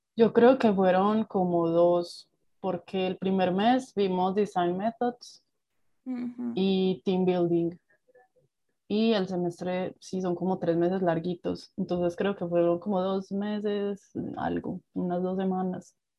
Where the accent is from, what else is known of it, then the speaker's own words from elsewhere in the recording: Medellín, Antioquia, Colombia; estudié en la ciudad de Medellín, de donde soy eh, originaria